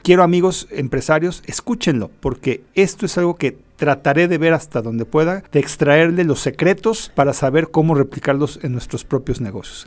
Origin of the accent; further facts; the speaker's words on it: Mexico; como mexicanos